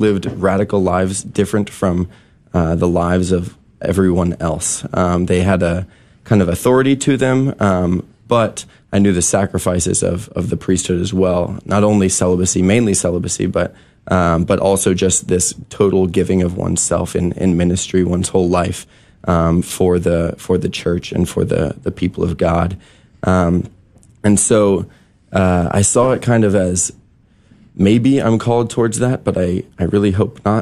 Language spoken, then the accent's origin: English; New Orleans, Louisiana, United States; moved away; also born or lived in Waco, Texas; I grew up in New Orleans originally